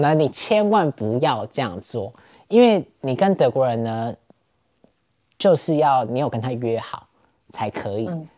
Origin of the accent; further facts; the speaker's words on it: Taiwan; moved away as an adult; now in Berlin, Germany; 我这种就是从台湾来的人